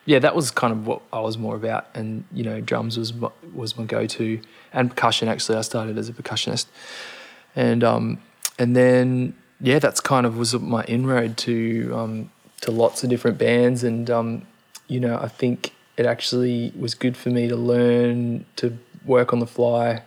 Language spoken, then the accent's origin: English; Gold Coast, Queensland, Australia; growing up on the Gold Coast